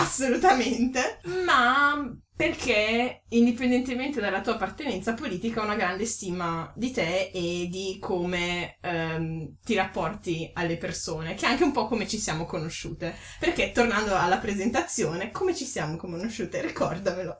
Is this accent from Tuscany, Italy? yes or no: no; Ferrara, Emilia-Romagna, Italy; moved away as an adult; now in Bavaria, Germany; vengo da Ferrara